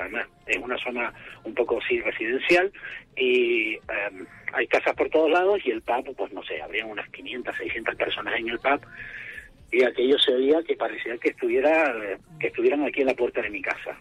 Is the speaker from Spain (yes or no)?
yes; Spain; now in Sheffield, United Kingdom; somos españoles y tenemos hijos